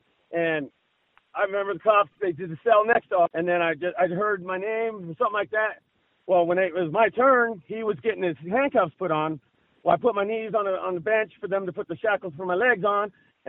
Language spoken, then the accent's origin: English; Keswick, California, United States; I'm from Keswick, ma'am. I'm from Bernie and Keswick, yeah.